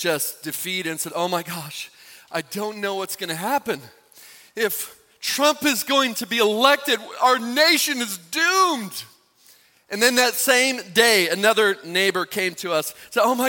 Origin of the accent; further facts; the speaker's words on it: United States; as an American, I've grown up in a Christian upbringing